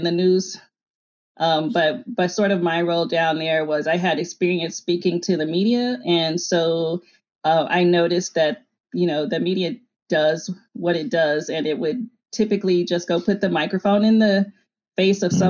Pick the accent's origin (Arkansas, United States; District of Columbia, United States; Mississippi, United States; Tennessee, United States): Arkansas, United States; moved away; also born or lived in New Orleans / Seattle; I grew up very poor in Arkansas